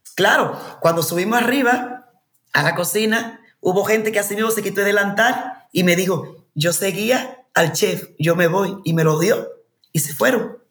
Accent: Dominican Republic; moved away as an adult; also born or lived in Madrid, Spain / United States; volvía a mi tierra

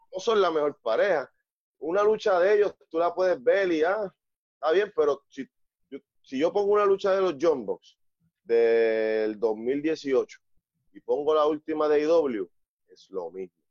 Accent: Puerto Rico

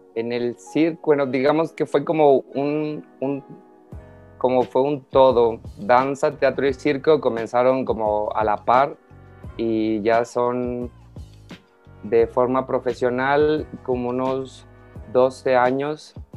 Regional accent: Mexico; soy un acróbate mexicano

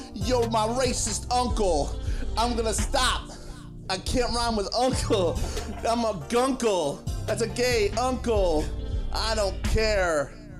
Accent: Northeast, United States; moved away as an adult; also born or lived in Connecticut; now in Austin, United States; I grew up in the Northeast.

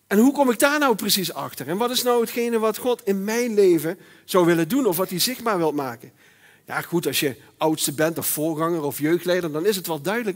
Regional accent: Netherlands; ik ben Nederlander.

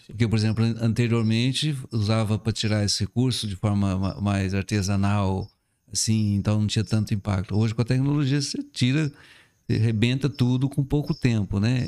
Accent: Cabo Verde, Minas Gerais, Brazil; now in Salinas, Brazil; eu fui criado na zona rural, em Cabo uhum. Verde

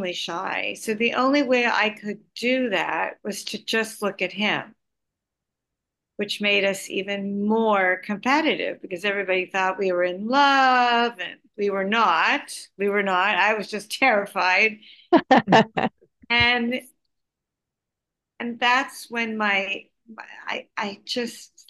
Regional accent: Montreal, Quebec, Canada; also born or lived in Ottawa; I was from Montreal

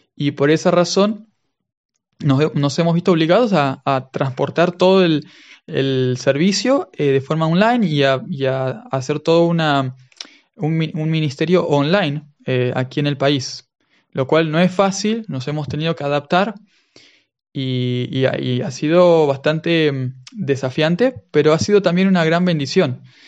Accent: Argentina; accent: Argentine; first language Spanish; moved away as an adult; now in Cyprus; por el acento ustedes se darán cuenta de que soy de Argentina.

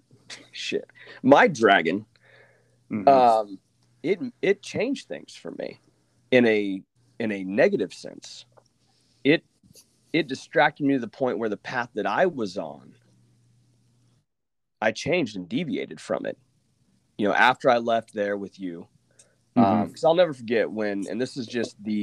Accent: Oklahoma, United States; moved away as an adult; I'm from Oklahoma

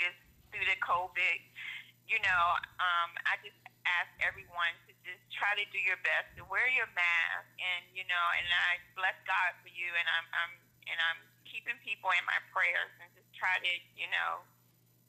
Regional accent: Norfolk, Virginia, United States; I'm from Norfolk, Virginia. I'm a native of Virginia. I lived here all my life.

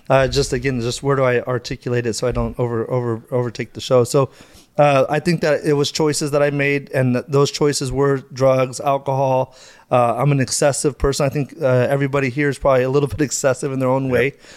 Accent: Madera, California, United States; So, uh, you know, I grew up in Madera. No, so uh, I, I grew up in Madera, a small little place uh, where everybody kind of knows your name.

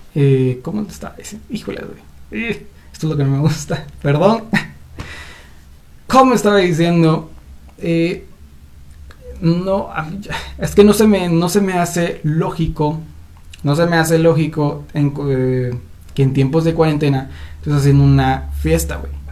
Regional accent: Guatemala; aquí en mi queridísimo país llamado Guatemala

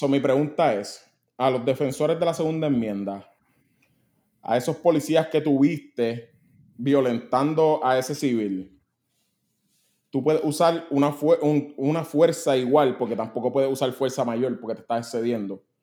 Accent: Puerto Rico; yo soy puertorriqueño

